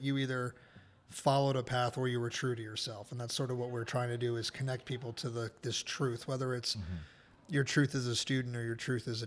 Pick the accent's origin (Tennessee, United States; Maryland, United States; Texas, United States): Maryland, United States; where I grew up in Maryland